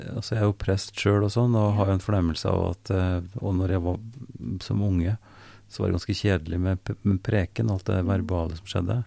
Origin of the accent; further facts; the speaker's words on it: Oppdal, Trøndelag, Norway; Jeg er født i Oppdal